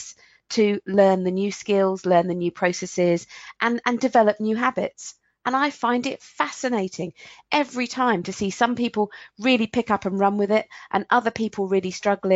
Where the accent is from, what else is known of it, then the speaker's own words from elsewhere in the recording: England, United Kingdom; I'm English